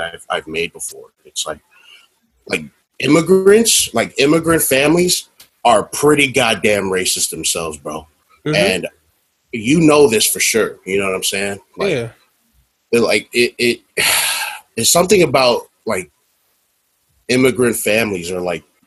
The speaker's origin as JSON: {"language": "English", "region": "Texas", "country": "United States", "tie": "born or raised there", "said": "I grew up in Texas, which is a pretty fucking red state"}